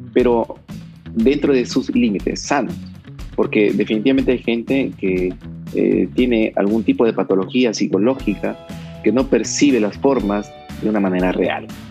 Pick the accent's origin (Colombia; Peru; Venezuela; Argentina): Peru; Trujillo, La Libertad; also born or lived in Guadalajara, Mexico; me vine a Trujillo porque, porque pues soy trujillano